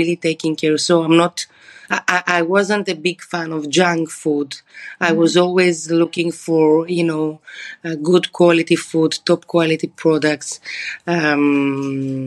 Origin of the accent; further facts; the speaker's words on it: Thessaloniki, Central Macedonia, Greece; moved away as an adult; now in Athens, Greece; I was born and raised in Thessaloniki